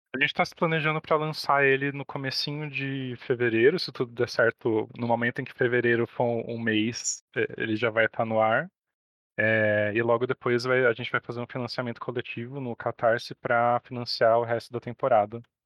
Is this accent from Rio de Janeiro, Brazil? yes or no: no; São Paulo, Brazil; nós dois somos de São Paulo